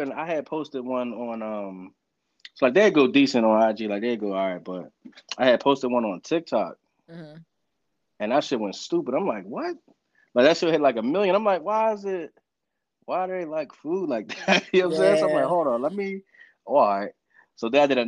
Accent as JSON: {"language": "English", "town": "Pittsburgh", "region": "Pennsylvania", "country": "United States", "said": "I ain't grew up in Philly. I'm from Pittsburgh"}